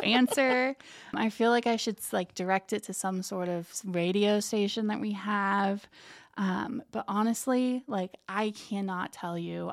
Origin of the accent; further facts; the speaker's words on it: Lafayette, Indiana, United States; moved away as an adult; now in Muncie, United States; I'm originally from Lafayette, Indiana. Grew up there, went to high school there